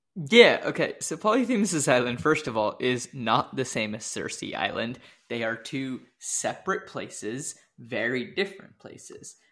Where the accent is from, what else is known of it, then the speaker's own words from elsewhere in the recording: Washington, United States; I grew up in Washington